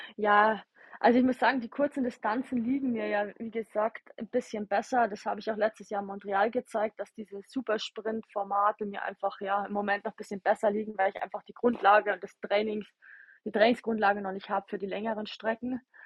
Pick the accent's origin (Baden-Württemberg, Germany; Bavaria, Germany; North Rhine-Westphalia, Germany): Bavaria, Germany; Ingolstadt; ich bin ja aus Ingolstadt